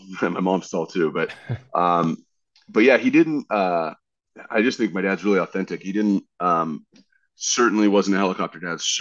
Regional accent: Dana Point, California, United States; also born or lived in Westlake Village, California / Fresno, California / Colorado; I was born in Westlake Village. I lived in Fresno for a little bit. I lived in Colorado for a little bit, but really I grew up starting in third grade in South Orange County, California, in Dana Point.

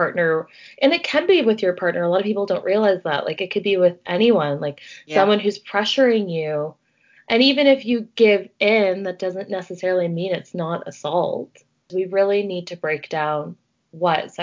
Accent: Ontario, Canada; at my high school, we would get the boys from the States or from other places in Ontario

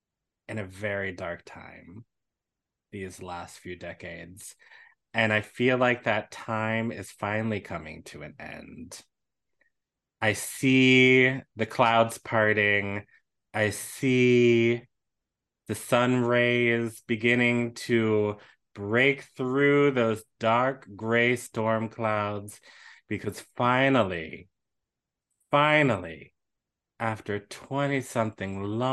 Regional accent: Washington, District of Columbia, United States; my hometown, Washington, D.C. Where Chocolate City, where a whole bunch of wonderful, beautiful Black people live and thrive.

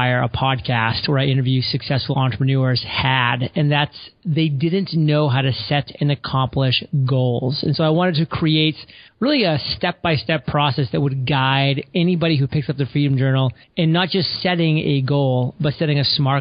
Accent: southern Maine, United States; I grew up in the state of Maine, on the southern side of Maine, so pretty close to the New Hampshire and Massachusetts border

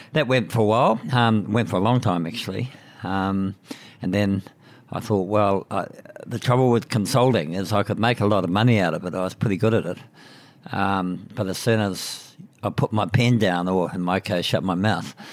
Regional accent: Putaruru, Waikato, New Zealand; I grew up in Pateru, which is a small town in the southern Waikato. And I didn't get out of there until I went to university.

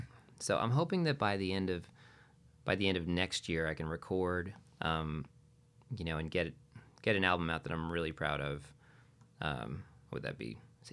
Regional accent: New England, United States; So I'm from New England, so it's home.

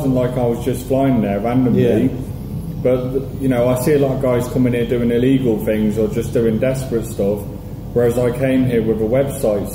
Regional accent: Coventry, West Midlands, United Kingdom; moved away as an adult; also born or lived in Worcester; now in Pattaya, Thailand; I'm from Coventry originally, but I've been here since I was 25

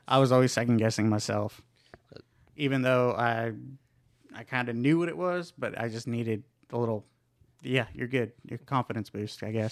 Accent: Ardmore, Oklahoma, United States; moved away as an adult; also born or lived in San Luis Potosi, Mexico; now in Texas, United States; I'm from Ardmore, Oklahoma

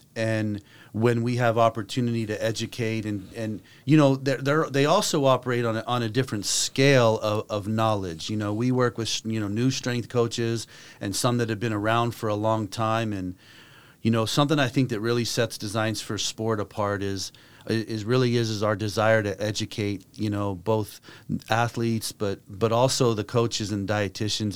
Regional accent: Las Vegas, Nevada, United States; moved away as an adult; also born or lived in Taiwan; I grew up in Las Vegas

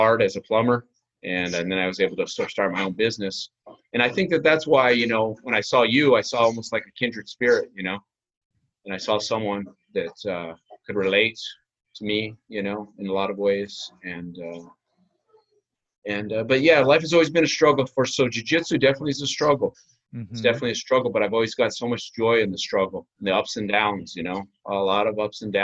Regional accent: New Mexico, United States; also born or lived in Las Vegas; now in St. Augustine, United States; I grew up in New Mexico.

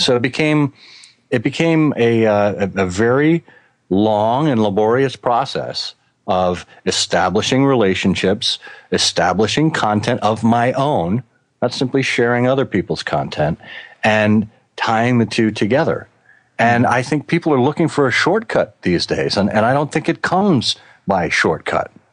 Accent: Connecticut, United States; moved away as an adult; also born or lived in Boston; now in Michigan, United States; I grew up in Connecticut, and then I went to school in Boston, and I stayed on in Boston for 20 years until Ford recruited me out to Michigan

